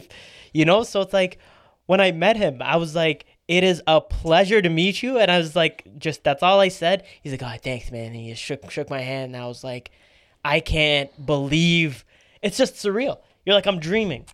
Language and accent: English; Canada; We grew up in Canada.